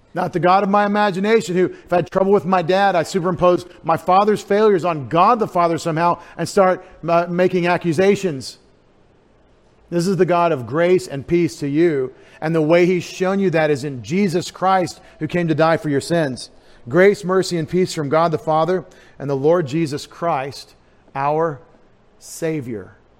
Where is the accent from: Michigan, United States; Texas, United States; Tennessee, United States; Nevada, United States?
Texas, United States; East; I grew up in East Texas, more like Georgia or, or Louisiana